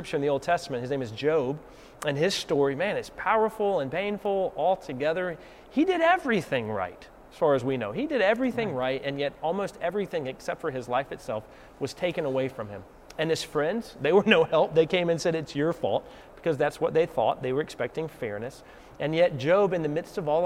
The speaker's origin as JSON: {"language": "English", "region": "the South", "country": "United States", "accent": "Southern", "said": "Southerners out there like me, I'm going to get my Southern accent on"}